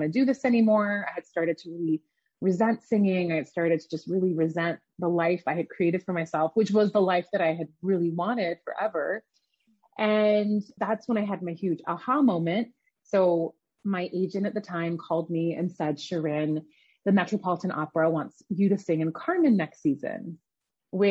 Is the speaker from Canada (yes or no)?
yes; Canada; also born or lived in Iran; I grew up in Canada. My family immigrated there from Iran when I was really young.